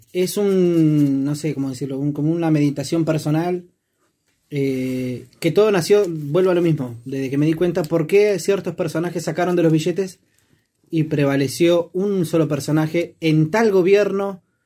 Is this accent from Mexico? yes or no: no; Argentina; los billetes que teníamos acá en Argentina